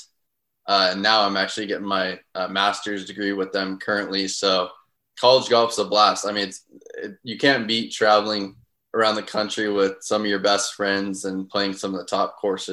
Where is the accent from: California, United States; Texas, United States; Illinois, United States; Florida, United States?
California, United States; Southern; moved away as an adult; now in St. Louis, United States; I grew up in Southern California, very hot spot for junior golf